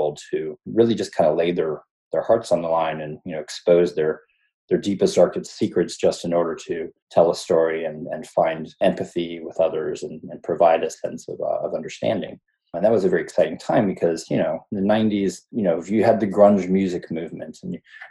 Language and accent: English; North Carolina, United States; also born or lived in Ohio / Atlanta; I was born in Ohio, but I moved to North Carolina with my family when I was probably eight, nine, somewhere in there, and grew up there, went to high school there